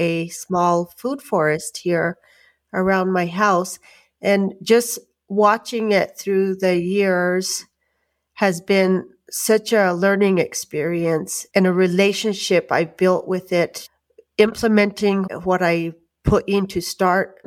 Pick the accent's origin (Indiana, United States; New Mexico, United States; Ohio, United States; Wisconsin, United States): New Mexico, United States; Santa Clara Pueblo; I'm from Santa Clara Pueblo in northern New Mexico. I am a tribal member here and live here on the reservation.